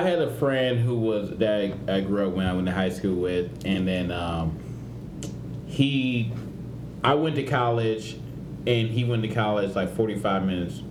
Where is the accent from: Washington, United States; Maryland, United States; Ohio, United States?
Ohio, United States; Cleveland; moved away; I'm from Cleveland